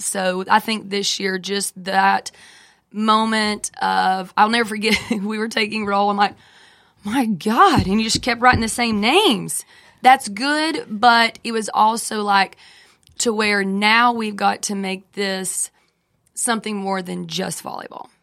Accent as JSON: {"language": "English", "town": "Franklin", "country": "United States", "tie": "born or raised there", "said": "I grew up in Franklin."}